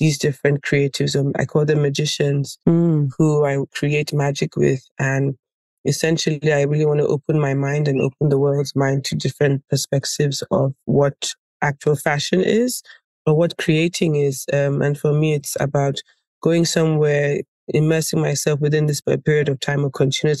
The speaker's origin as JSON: {"language": "English", "region": "Lagos", "country": "Nigeria", "tie": "born or raised there", "also_born_or_lived": "Ghana / Paris, France", "moved": "yes", "said": "growing up in Africa and going to school also in another African country, which was Ghana"}